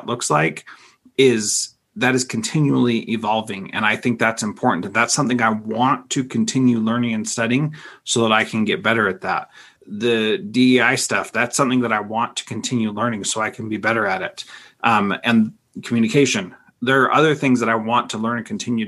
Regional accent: the West, United States; I grew up in the West

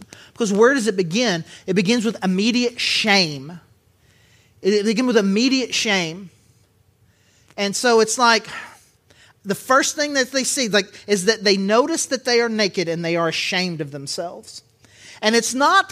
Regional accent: Southern Arkansas, United States; accent: Southern; I grew up in Southern Arkansas, but I don't think of myself as a dude with a really rich Southern accent until the word naked comes into play

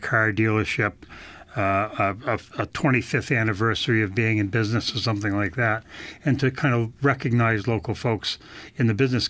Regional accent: Claremont, New Hampshire, United States; No, I'm a New Hampshire native. Both my wife and I are from New Hampshire. I grew up in Claremont on the Vermont border, and she's from Manchester.

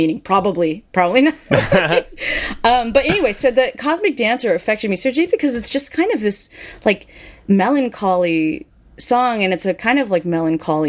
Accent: San Francisco, California, United States; when I was a teenager growing up in San Francisco

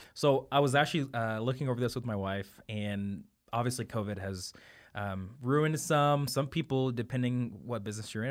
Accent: St. Joseph, Missouri, United States; also born or lived in Kansas City; Kansas City born, um, raised in Saint Joe, Missouri

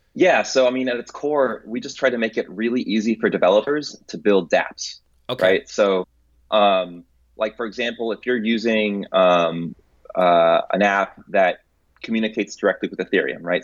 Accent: Tampa, Florida, United States; also born or lived in Santo Domingo, Dominican Republic / Atlanta, Georgia / San Jose, California; at two years old, uh, we moved, my family moved to Tampa, Florida

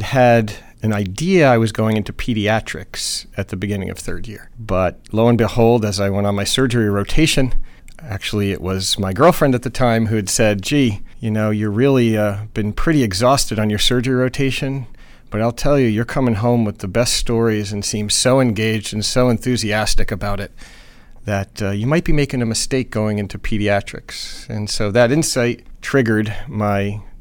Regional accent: New Jersey, United States; moved away as an adult; also born or lived in New Mexico / New York; I grew up in New Jersey

